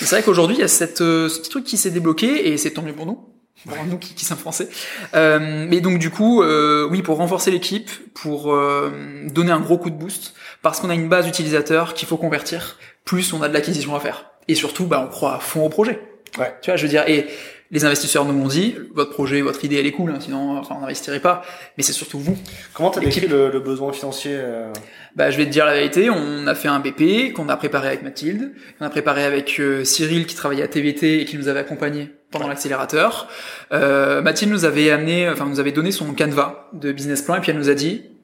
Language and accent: French; France; Parce qu'on est deux sur le marché français. Et que du coup, bah ouais, on est français